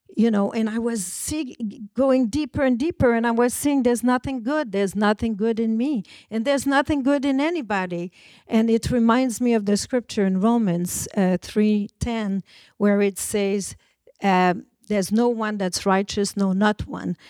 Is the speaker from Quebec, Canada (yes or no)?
yes; Montreal, Quebec, Canada; I was born in Montreal, about three hundred and seventy miles from New York, from a French Canadian family.